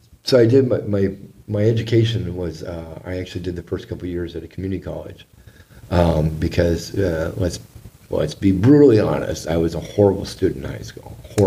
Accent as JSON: {"language": "English", "region": "Southern California", "country": "United States", "tie": "born or raised there", "also_born_or_lived": "Newport Beach, California", "said": "Because I grew up in Southern California"}